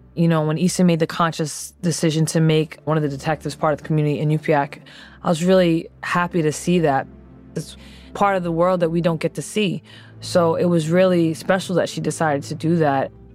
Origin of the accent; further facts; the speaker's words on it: Providence, Rhode Island, United States; now in Philadelphia, United States; I'm originally from Providence, Rhode Island, now residing in Philadelphia.